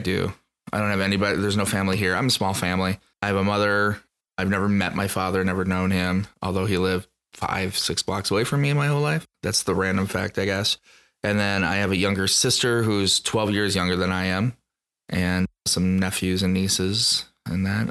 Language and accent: English; Dubuque, Iowa, United States; now in Omaha, United States; I'm, uh, Eastern Iowa boy. I'm Dubuque, Iowa.